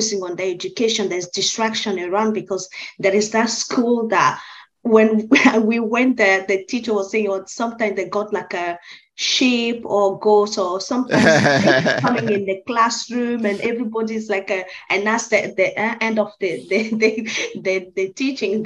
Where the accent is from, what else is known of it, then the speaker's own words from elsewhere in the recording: Côte d’Ivoire; moved away as an adult; I'm originally from the Ivory